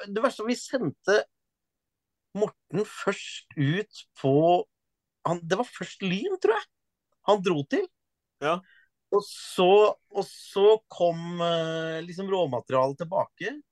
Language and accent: Norwegian; Stord, Vestland, Norway; accent: Stord dialect; also born or lived in Eastern Norway; Jeg snakka østlandsk fram til jeg var sju år. Og så flytta vi til Vestlandet, og så er jo familien min fra Vestlandet og alt. Så da begynte jeg å snakke stordialekt da jeg begynte på skolen.